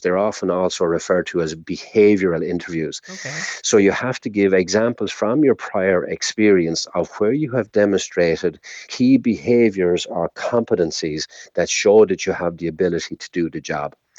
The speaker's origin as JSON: {"language": "English", "country": "Ireland", "said": "we're Irish"}